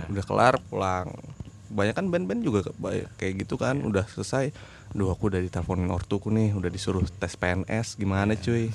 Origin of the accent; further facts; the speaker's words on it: Samarinda, East Kalimantan, Indonesia; saya kan dari Samarinda